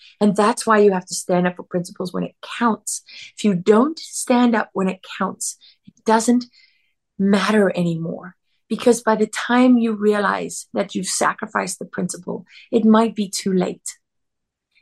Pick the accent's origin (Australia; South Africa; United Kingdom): South Africa; As a young girl growing up in South Africa